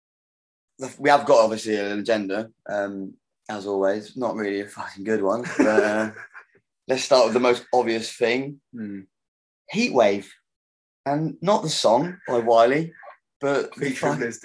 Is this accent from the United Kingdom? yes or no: yes; United Kingdom; being like a British person